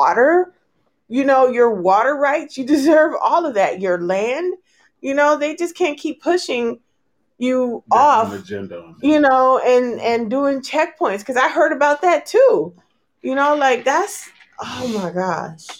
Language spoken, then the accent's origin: English; California, United States; I'm from California. I grew up with Palestinian friends